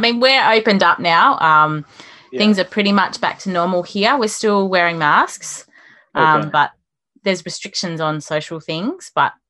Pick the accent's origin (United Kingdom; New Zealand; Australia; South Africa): Australia; Western Australia; And that my home state, Western Australia, is even more isolated